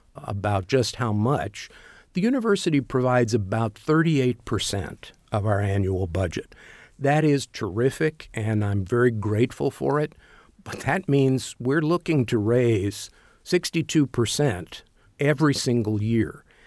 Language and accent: English; Louisville, Kentucky, United States; moved away as an adult; now in Bloomington, United States; I grew up in Louisville